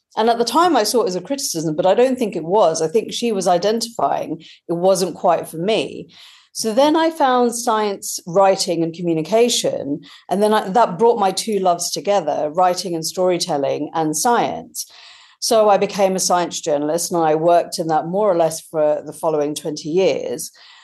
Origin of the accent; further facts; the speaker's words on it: United Kingdom; but also motherhood as a British Indian mum who I hadn't seen my experience reflected really in the media